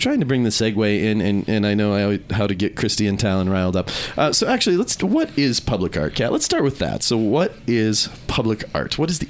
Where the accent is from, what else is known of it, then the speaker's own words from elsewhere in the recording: Minneapolis, Minnesota, United States; I grew up in Minneapolis